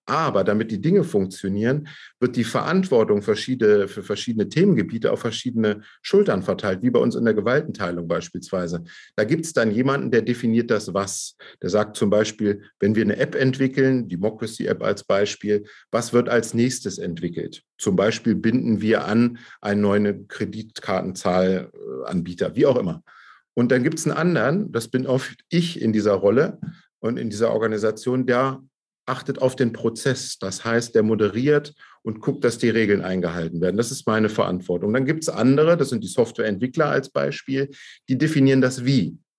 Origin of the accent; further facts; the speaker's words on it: Braunschweig, Lower Saxony, Germany; in Braunschweig, bei mir in meiner Heimatstadt, da bin ich auch geboren